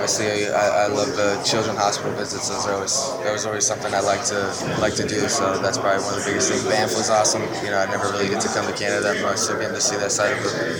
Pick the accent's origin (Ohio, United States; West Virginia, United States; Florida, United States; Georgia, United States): West Virginia, United States; Bluefield; You know, I came from Bluefield, West Virginia